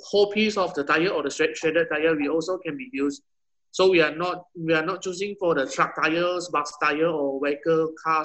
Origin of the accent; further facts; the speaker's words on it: Penang, Malaysia; I'm from Malaysia, Penang.